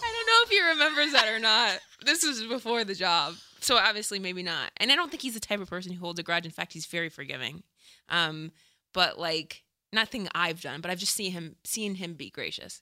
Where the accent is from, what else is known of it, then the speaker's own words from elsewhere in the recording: Dayton, Ohio, United States; moved away as an adult; also born or lived in Chicago; I'm from Dayton